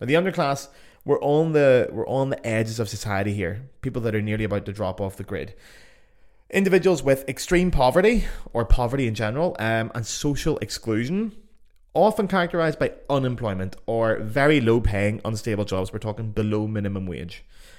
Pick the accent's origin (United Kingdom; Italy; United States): United Kingdom; Belfast, Northern Ireland; accent: Belfast; my accent, for example, the beautiful Belfast accent, actually voted sexiest accent in the world.